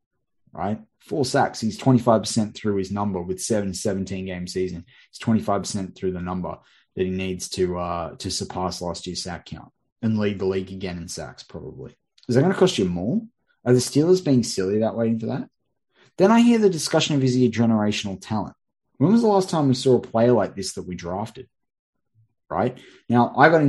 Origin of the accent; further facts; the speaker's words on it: Australia; some Australian on the other side of the world